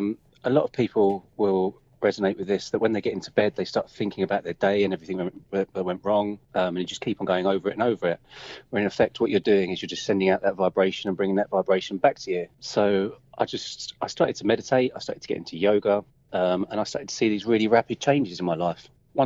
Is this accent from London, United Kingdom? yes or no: yes; London, United Kingdom; I'm from London, the UK, and I teach people in energies.